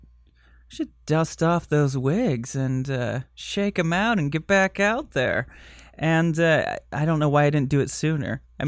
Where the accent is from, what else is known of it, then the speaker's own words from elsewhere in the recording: Michigan, United States; accent: Michigan; I grew up in Michigan